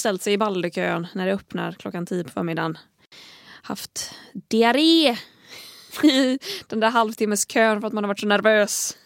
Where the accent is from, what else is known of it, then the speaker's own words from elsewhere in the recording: Tahult, Västra Götaland, Sweden; also born or lived in Gothenburg; i egenskap av göteborgare, eller jag är, inte ens, jag är från Tahult men är, jag i Stockholm så får jag lov att kalla mig göteborgare